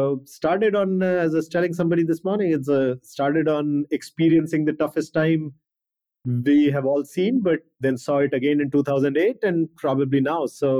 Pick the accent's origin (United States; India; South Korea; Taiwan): India; India, growing up in India and education system, India is always about being the best.